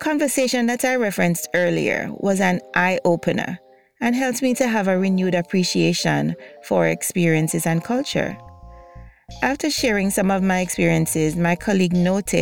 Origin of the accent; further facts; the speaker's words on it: Jamaica; moved away as an adult; now in United States; my experiences growing up in Jamaica